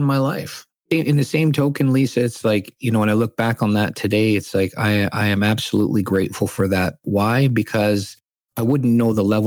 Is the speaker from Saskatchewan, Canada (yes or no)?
yes; Saskatchewan, Canada; I grew up born and raised in Saskatchewan to immigrant parents from the Philippines.